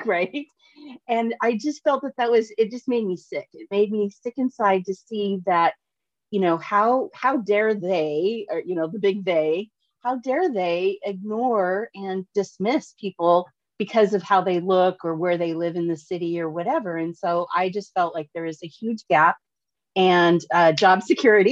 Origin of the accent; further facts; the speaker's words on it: Portland, Oregon, United States; I'm born and raised in Portland, Oregon